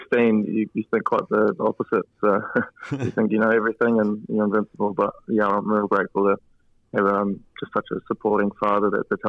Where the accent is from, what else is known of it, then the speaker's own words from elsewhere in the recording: Waikanae, Wellington, New Zealand; I grew up in Waikanae on the Kapiti Coast.